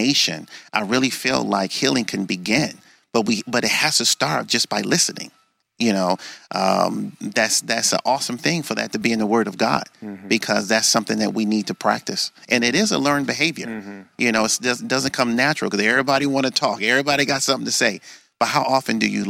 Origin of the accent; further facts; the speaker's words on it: Detroit, Michigan, United States; growing up in the Detroit public school system